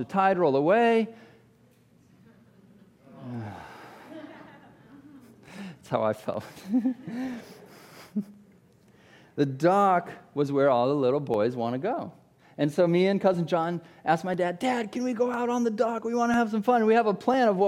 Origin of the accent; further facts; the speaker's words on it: Iowa, United States; I grew up in Iowa